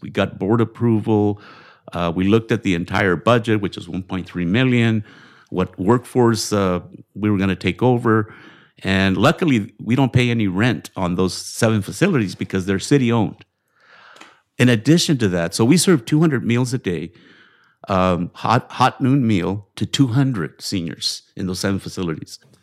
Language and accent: English; Bakersfield, California, United States; moved away as an adult; now in Montebello, United States; growing up in Bakersfield